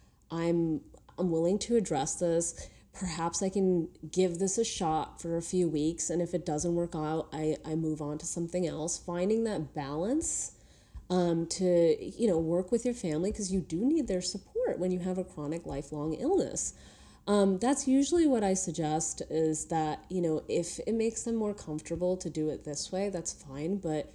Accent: New York City, New York, United States; just being a New Yorker

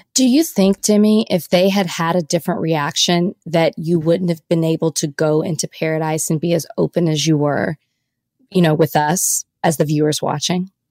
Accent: Dallas, Texas, United States; I'm from Dallas, Oak Cliff to be exact

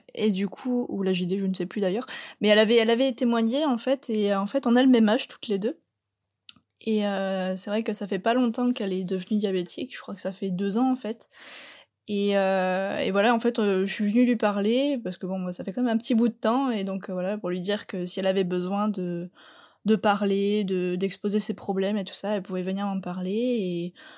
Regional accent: Landes, Nouvelle-Aquitaine, France; je viens des Landes

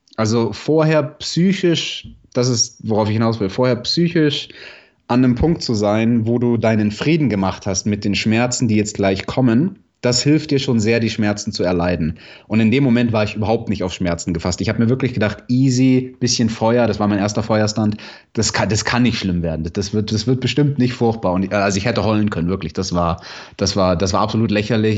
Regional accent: Munich, Bavaria, Germany; Ich komme aus München

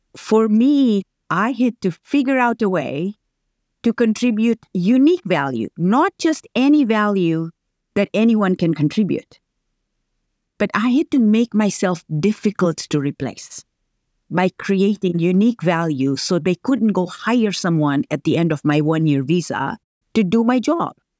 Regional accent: Tanzania; moved away; I grew up, very humble beginnings in Tanzania

